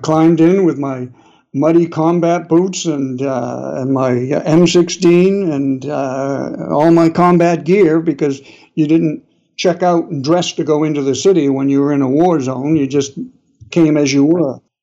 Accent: New England, United States; accent: New England; my New England accent

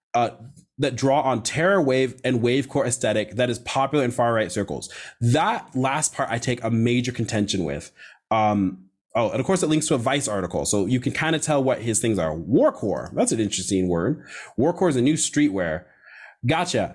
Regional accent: United States

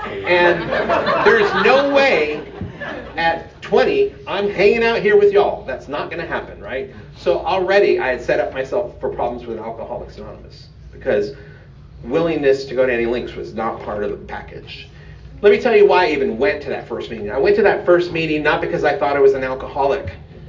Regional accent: Sacramento, California, United States; That is the Capitol Dome of Sacramento, California, my hometown.

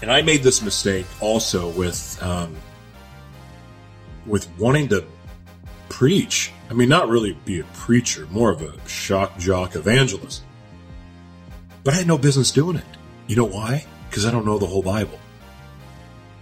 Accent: Oklahoma, United States; also born or lived in Los Angeles, California; now in Minnesota, United States; So I'm from Oklahoma originally, even though I say LA is home for me, because it is. I was born in Oklahoma, and I live in Minnesota now.

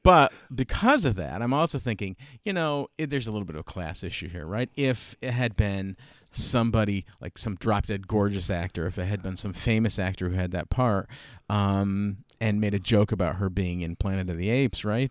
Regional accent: Schenectady, New York, United States; moved away as an adult; I'm from Schenectady

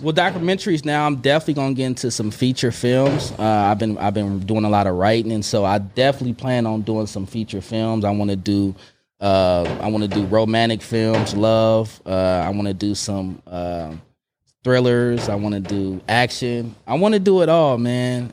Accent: Oakland, California, United States; moved away as an adult; also born or lived in Long Beach / Emeryville; when I moved back from Long Beach to Oakland

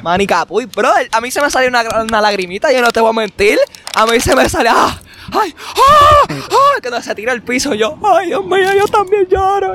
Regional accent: Puerto Rico; los boricuas, nosotros

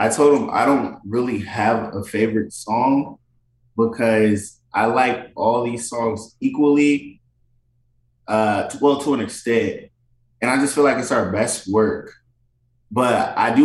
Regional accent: Nigeria; I'm African, I'm Nigerian

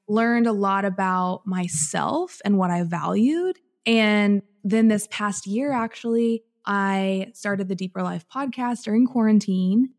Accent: Southern Illinois, United States; moved away as an adult; I'm originally from Southern Illinois and from like central southern Illinois, grew up in a farming community of about 500 people

